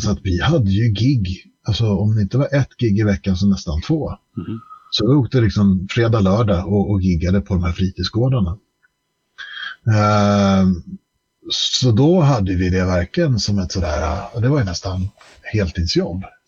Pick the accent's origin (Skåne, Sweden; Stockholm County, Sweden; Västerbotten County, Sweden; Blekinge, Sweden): Stockholm County, Sweden; Stockholm; vi flyttade till Skarpnäck, eh, förort i Stockholm. 1984 eh, har jag för mig. Jag var fem år gammal